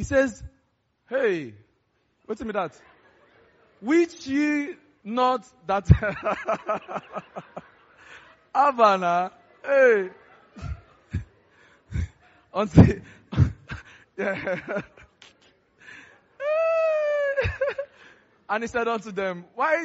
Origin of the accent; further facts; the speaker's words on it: Lagos, Nigeria; I grew up in Festac